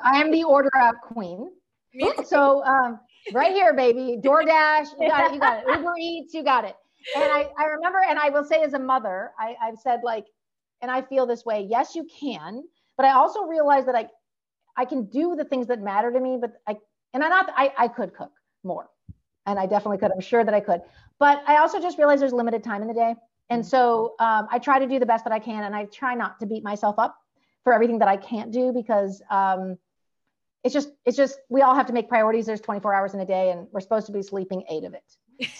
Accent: California, United States; I'm from California

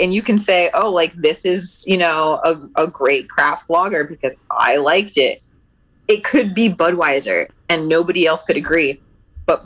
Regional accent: Northeast, United States; I grew up in the Northeast, so every time I like went back for Christmas or just to visit family

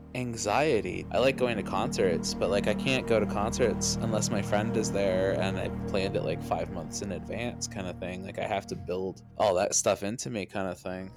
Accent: Nova Scotia, Canada; I come from Nova Scotia

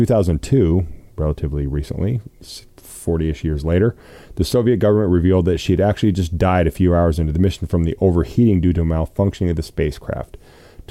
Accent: Pocatello, Idaho, United States; also born or lived in Atlanta, Georgia / Los Angeles; now in Omaha, United States; my hometown in Pocatello, Idaho

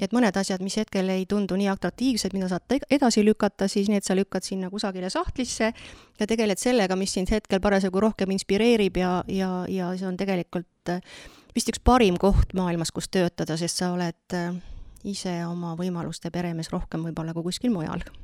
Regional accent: Haljala, Lääne-Viru County, Estonia; now in Vedu, Estonia; meie kodukandist, ma olen sealt Virumaalt pärit, et Haljalast

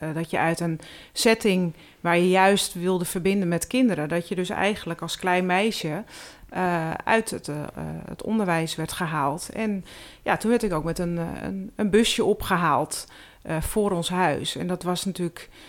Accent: Hoogwoud, North Holland, Netherlands; also born or lived in Heiloo; Ik ben geboren in Hoogwoud.

